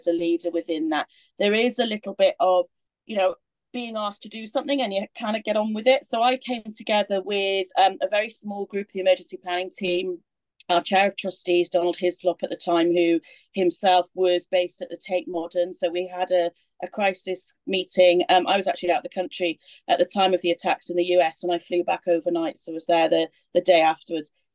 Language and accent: English; Swansea, Wales, United Kingdom; accent: Welsh; moved away; my Welsh accent coming out. I'm from Swansea originally